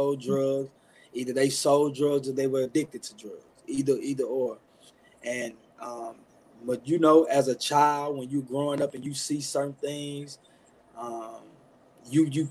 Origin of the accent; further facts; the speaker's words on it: Chicago, Illinois, United States; now in Milwaukee, United States; I'm a guy from south side of Chicago, born and raised in the Inglewood neighborhood. Now reside in Milwaukee, Wisconsin with my wife.